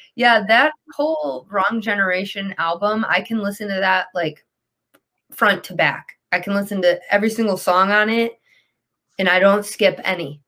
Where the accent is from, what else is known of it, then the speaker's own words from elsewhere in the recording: Detroit, Michigan, United States; I'm from Detroit